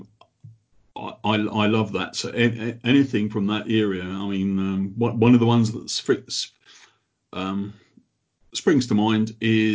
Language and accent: English; Croydon, London, United Kingdom; now in Sheffield, United Kingdom; Originally, I'm from Croydon